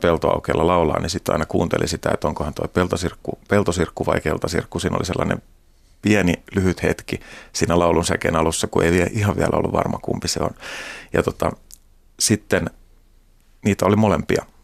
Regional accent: Hämeenlinna, Kanta-Häme, Finland; mä oon Hämeenlinnasta ja siellä sitten fillaroin kavereiden kanssa ja kiikaroin maisemaa

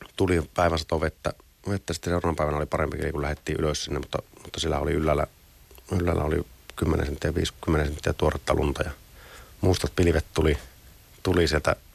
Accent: Finland; ollaan Suomesta

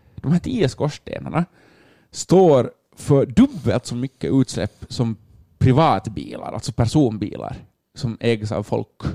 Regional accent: Finland; vi som finländare

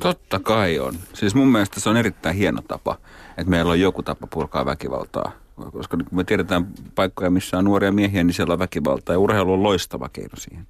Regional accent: Oulu, North Ostrobothnia, Finland; moved away as an adult; now in Helsinki, Finland; mä oon Oulusta kotoisin, mä kävin lapsena katsomassa joskus kärppäpelejä

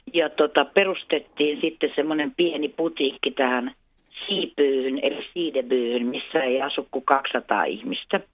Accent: Jakobstad, Ostrobothnia, Finland; first language Swedish and Finnish; also born or lived in Helsinki; now in Kristinestad, Finland; alun perin olen Pietarsaaresta kotoisin, eli Jeppiksestä.

